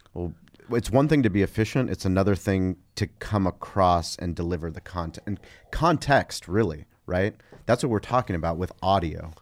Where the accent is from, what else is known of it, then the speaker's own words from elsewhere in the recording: San Diego, California, United States; I grew up in La Jolla